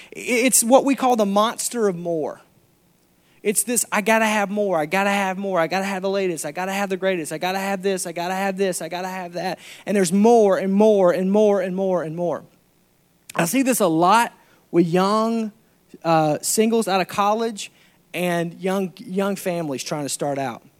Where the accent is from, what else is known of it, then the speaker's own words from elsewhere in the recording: Arkansas, United States; I'm from Arkansas